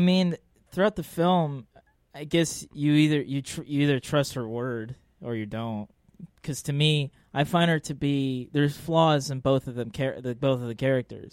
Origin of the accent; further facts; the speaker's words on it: Los Angeles, California, United States; I grew up in Arleta.